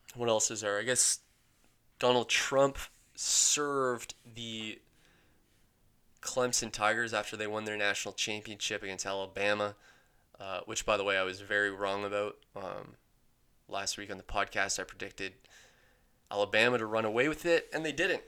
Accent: London, Ontario, Canada; I grew up in London

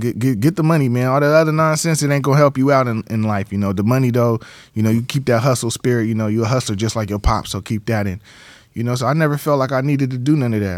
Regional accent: San Diego, California, United States; moved away as an adult; Born and raised in San Diego. Grew up off of thirtieth and Clay Street

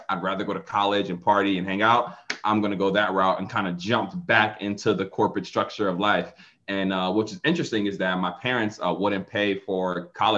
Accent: Philadelphia, Pennsylvania, United States; now in Atlanta, United States; I'm from Philadelphia. So even though I live in Atlanta right now, I grew up in the inner city of Philadelphia.

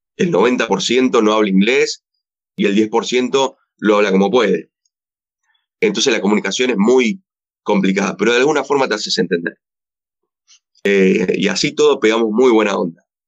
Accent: Argentina; lo que somos acá en Argentina

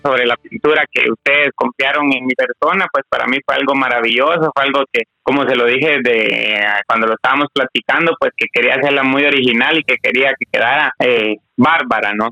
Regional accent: Guatemala; como guatemalteco

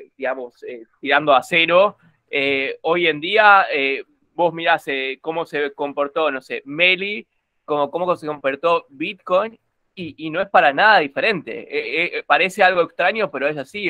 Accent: Corrientes, Argentina; yo soy de Corrientes, así que era de Corrientes.

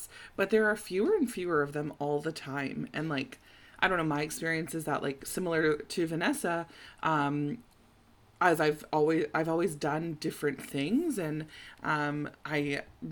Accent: Toronto, Ontario, Canada; also born or lived in Montreal; I was in Montreal for school at McGill, and I'm from Toronto

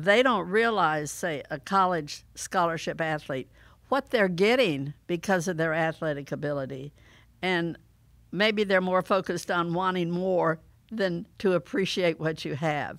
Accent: St. Petersburg, Florida, United States; I was fortunate in growing up in Saint Petersburg, Florida

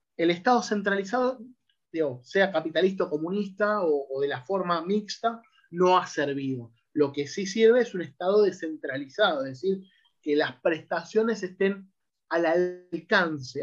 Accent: Argentina; nosotros como argentinos

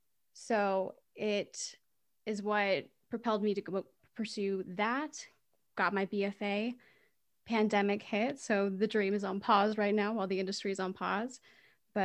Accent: Leonardtown, Maryland, United States; Then I went to Leonardtown High School and did my first play there.

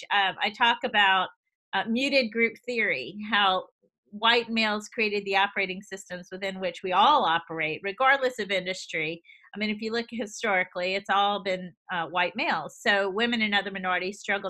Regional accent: the South, United States; moved away as an adult; also born or lived in Boston; I'm from the South

